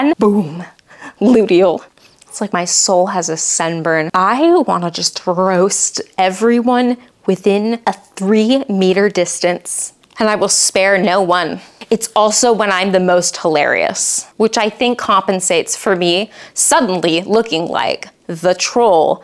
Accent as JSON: {"language": "English", "region": "the Bible Belt", "country": "United States", "tie": "born or raised there", "said": "I grew up in the Bible Belt"}